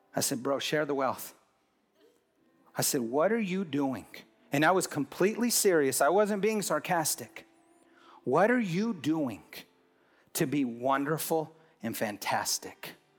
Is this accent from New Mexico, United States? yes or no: yes; Hobbs, New Mexico, United States; I'm from Hobbs, New Mexico